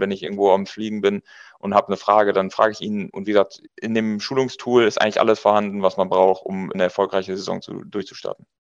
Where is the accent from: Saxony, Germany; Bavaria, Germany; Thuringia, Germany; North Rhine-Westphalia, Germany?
North Rhine-Westphalia, Germany; Münsterland; Wir kommen aus Münsterland